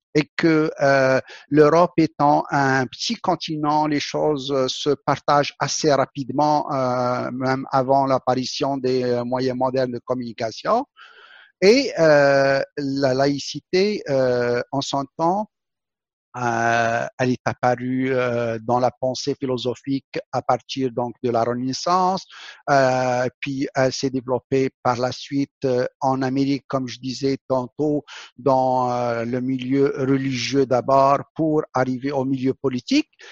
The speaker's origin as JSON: {"language": "French", "country": "Algeria", "tie": "born or raised there", "said": "mon pays natal, l'Algérie"}